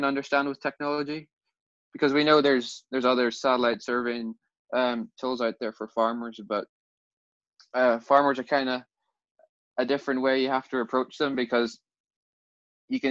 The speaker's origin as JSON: {"language": "English", "country": "Ireland", "said": "So we're from Ireland and we have a farming background. So our families have been farming for generations and generations."}